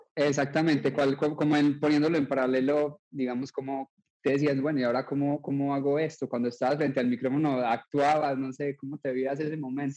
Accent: Colombia; now in United States

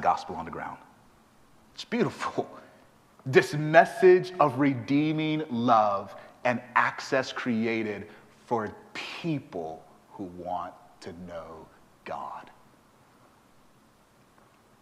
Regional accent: Houston, Texas, United States; I'm from Houston, Texas

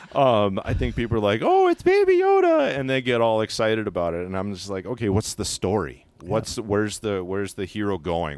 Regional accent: Alaska, United States; I'm actually born and raised in Alaska.

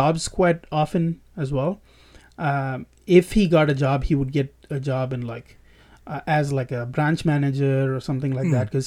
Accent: Chennai, Tamil Nadu, India; moved away as an adult; now in Fremont, United States; Tamil Nadu, Chennai. Pretty much the whole time I was there.

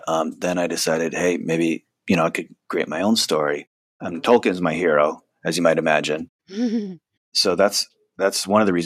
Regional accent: Connecticut, United States; I'm from Connecticut and all my friends and family are there

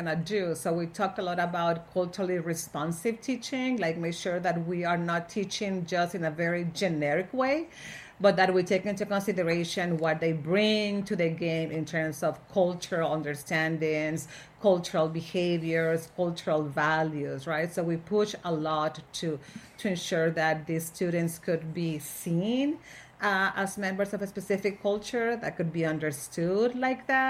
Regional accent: Monterrey, Nuevo León, Mexico; moved away as an adult; also born or lived in Austin, Texas; now in United States; I was born in Monterrey, Mexico, and I worked in the education field for a long time. I got my master's there in Mexico

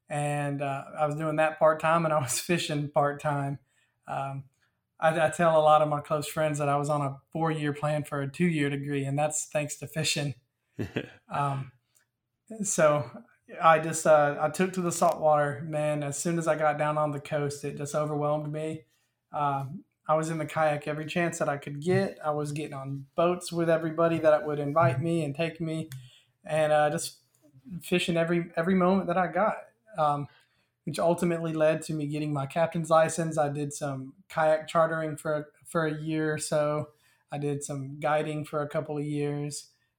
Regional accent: Dothan, Alabama, United States; Okay. Well, I am originally from Dothan, Alabama. I kind of grew up fishing for bass in ponds and rivers and all.

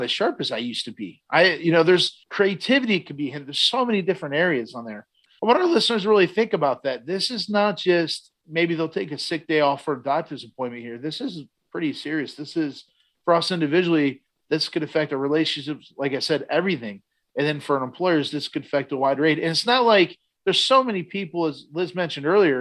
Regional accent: Garrettsville, Ohio, United States; in my hometown, I grew up in Garrettsville years ago

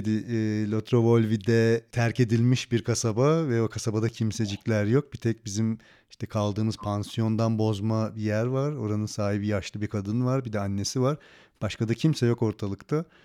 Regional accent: Turkey; Evet ben Türk'üm.

